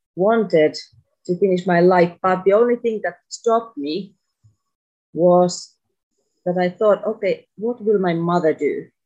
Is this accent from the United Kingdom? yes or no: no; Finland; moved away as an adult; now in Tunisia; my home country